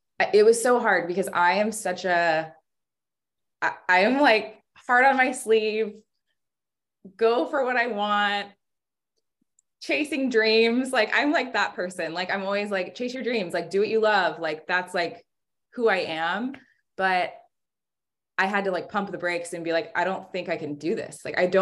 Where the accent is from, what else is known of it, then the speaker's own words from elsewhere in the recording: Sacramento, California, United States; I'm from Sacramento